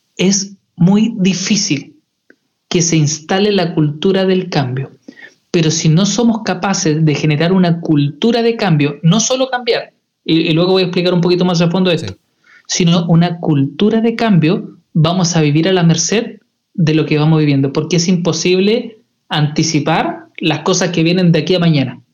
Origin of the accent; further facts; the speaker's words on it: Chile; para nosotros como chilenos